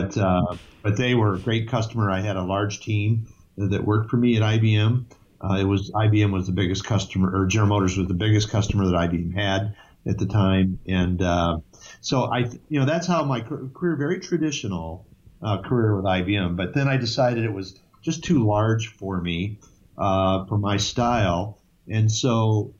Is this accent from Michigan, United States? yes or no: yes; Detroit, Michigan, United States; moved away as an adult; also born or lived in Massachusetts; now in New Hampshire, United States; born in Detroit, Michigan. I grew up in Michigan, and I actually went to undergraduate school and graduate school in Michigan as well